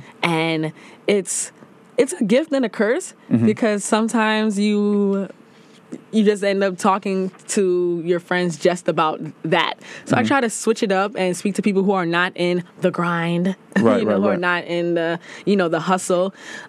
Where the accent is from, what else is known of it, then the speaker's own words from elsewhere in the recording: New York City, New York, United States; also born or lived in Brooklyn; I'm from the Bronx.